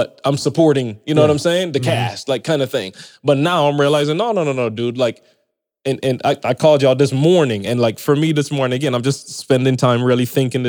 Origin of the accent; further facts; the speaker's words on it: Barbados; moved away; I come from Barbados. It's a little mm-hmm. island